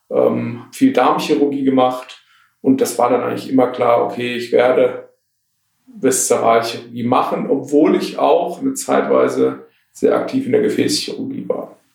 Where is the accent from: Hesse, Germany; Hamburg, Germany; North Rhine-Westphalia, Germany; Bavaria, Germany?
Hesse, Germany; Taunus; also born or lived in Tübingen / Marburg / Berlin / Aachen; komme ich tatsächlich hier aus dem Taunus. Ich bin im Taunus groß geworden, bin dann nach dem Abitur, äh, habe ich die Region verlassen, über Tübingen, Marburg nach Berlin, war dann bis 2010 in Berlin.